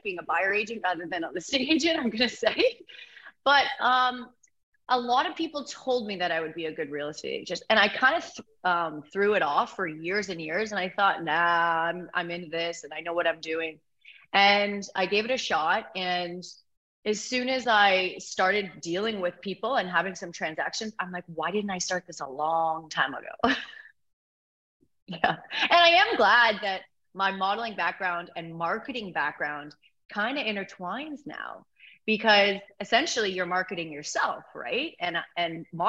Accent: Orillia, Ontario, Canada; also born or lived in Toronto; now in Muskoka, Canada; I'm actually from Orillia, which is sort of the borderline of Muskoka

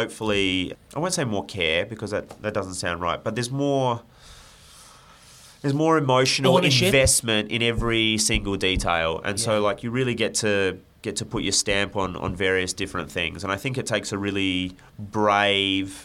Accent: Adelaide, South Australia, Australia; I grew up in Adelaide

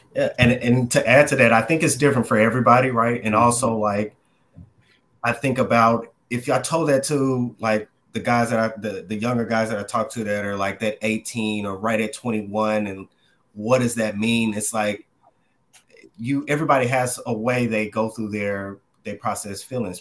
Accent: Dallas, Texas, United States; moved away as an adult; now in New York City, United States; I'm originally from the Dallas, Texas area. Uh, grew up there majority of my life

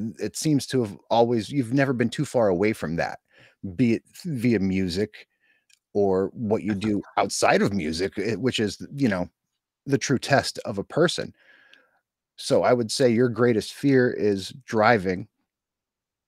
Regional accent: Scranton, Pennsylvania, United States; I'm a suburban mountain kid from the Scranton area of Pennsylvania.

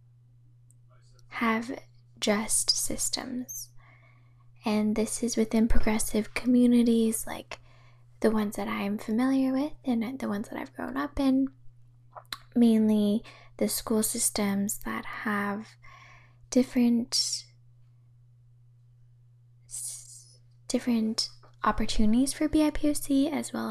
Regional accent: Bay Area, California, United States; growing up in the Bay Area

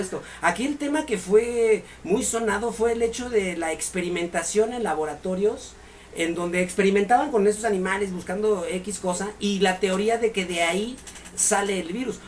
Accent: Mexico; somos mexicanos, jóvenes, guapos, emprendedores, talentosos

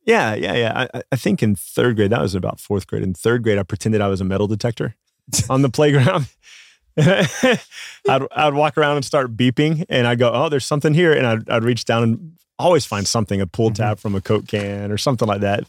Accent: Midland, Texas, United States; I grew up in Midland, Texas

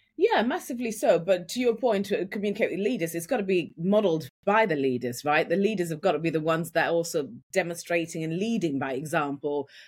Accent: Yorkshire and the Humber, United Kingdom; accent: Yorkshire; moved away as an adult; now in London, United Kingdom; I grew up in Yorkshire. And when I moved from, from Yorkshire to London, I had a really, really strong Yorkshire accent

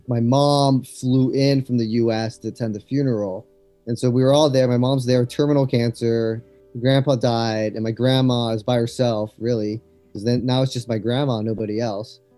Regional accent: Los Angeles, California, United States; moved away as an adult; also born or lived in Berkeley, United States / China; I grew up in Los Angeles, and I moved to China in 2010

